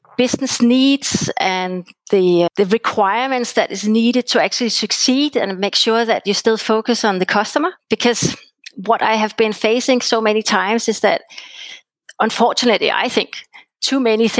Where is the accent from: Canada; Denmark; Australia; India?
Denmark; Copenhagen, Capital Region of Denmark; English is a second language; I'm from Copenhagen